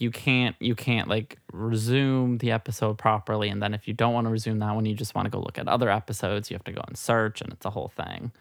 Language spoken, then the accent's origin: English; Midwest, United States; also born or lived in New Hampshire; now in New York, United States; a little Midwest gal. I was born I was born in New Hampshire, though Southern New Hampshire, not far from Boston